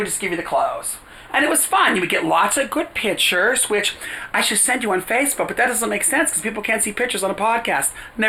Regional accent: New York, United States; also born or lived in Silver Lake, United States; She liked my energy. I was from New York and things like that.

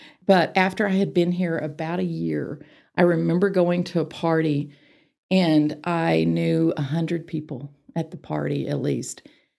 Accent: Arlington, Texas, United States; moved away as an adult; also born or lived in Waco, Texas / Houston, Texas; now in Amarillo, United States; I grew up in Arlington.

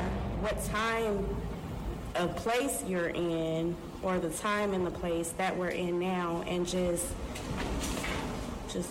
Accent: Southern California, United States; now in Northern California, United States; I'm originally from SoCal, but I'm up here in NorCal

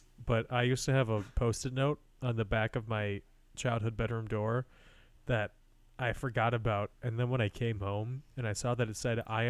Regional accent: Northbrook, Illinois, United States; Northbrook Court, the mall in my hometown.

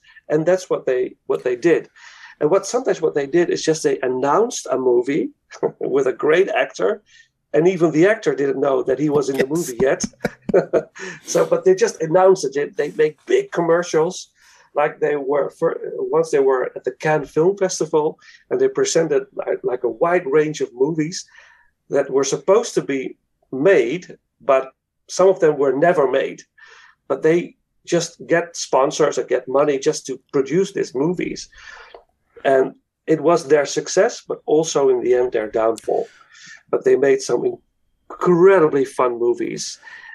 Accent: Netherlands; English is a second language; I'm from Holland

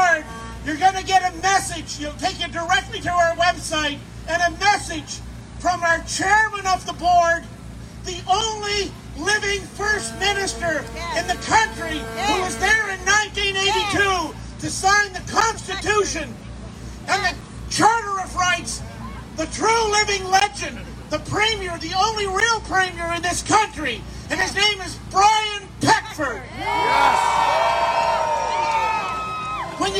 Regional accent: Prince Edward Island, Canada; now in Calgary, Canada; I grew up in Prince Edward Island. I live in Calgary, Alberta. I went to Calgary because of its freedom 25 years ago

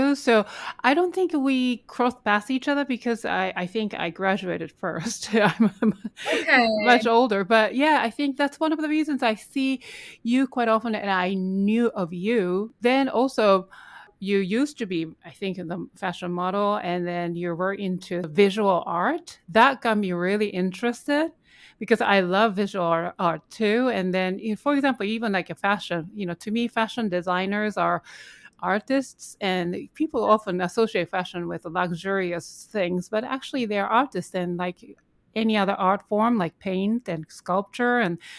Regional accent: New York City, New York, United States; I think obviously you're both pianists and we're both from New York City.

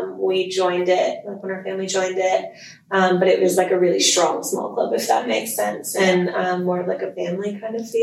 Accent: Texas, United States; moved away as an adult; now in Lexington, United States; I grew up riding in Silver Stirrups Pony Club, which is in Texas.

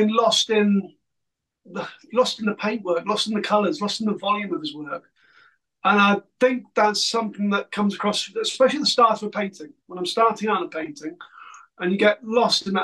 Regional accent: the Fens, East Anglia, East of England, United Kingdom; I grew up on the Fens in East Anglia

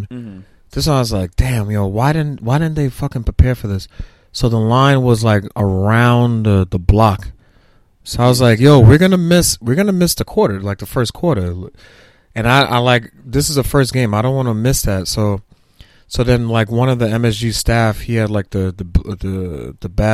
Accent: New York City, New York, United States; also born or lived in Brooklyn; I for all my adult life, my teenage life, I grew up in Staten Island

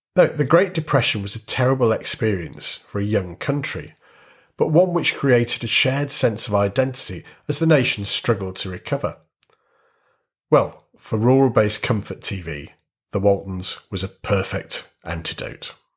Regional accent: Warrington, North West England, United Kingdom; growing up in a town in the northwest of England

